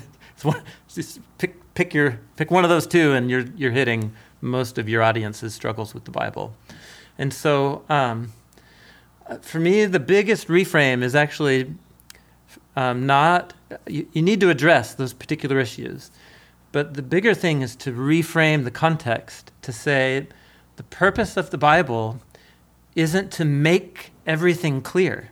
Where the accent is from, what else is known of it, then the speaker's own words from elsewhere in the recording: Portland, Oregon, United States; growing up in Portland